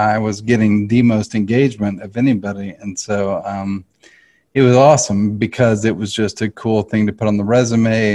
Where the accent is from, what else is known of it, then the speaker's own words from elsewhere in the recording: Nashville, Tennessee, United States; I grew up here in Nashville. I'm a Nashville native and grew up in the arts.